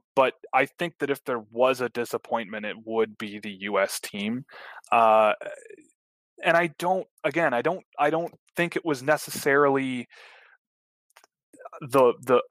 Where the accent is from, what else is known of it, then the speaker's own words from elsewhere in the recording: Canada; I'm from Canada